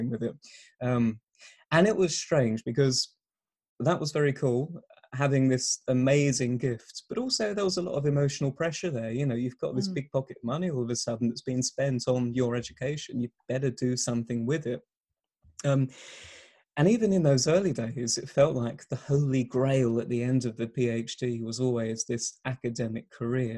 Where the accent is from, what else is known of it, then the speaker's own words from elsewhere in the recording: Essex, East of England, United Kingdom; moved away as an adult; now in Exeter, United Kingdom; I'm here in Exeter again after a short return home to Essex